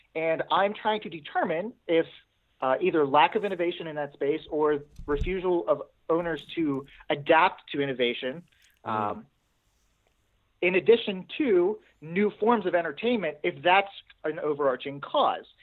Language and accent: English; Pittsburgh, Pennsylvania, United States; I'm from Pittsburgh. Yep, I'm from Pittsburgh, Pennsylvania